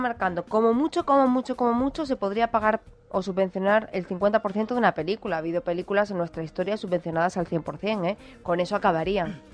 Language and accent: Spanish; Málaga, Andalusia, Spain; de mi tierra, del Ayuntamiento de Málaga